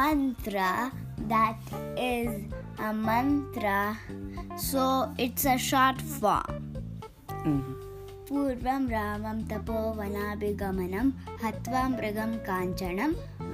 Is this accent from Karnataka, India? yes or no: yes; Bangalore, Karnataka, India; I'm from Bangalore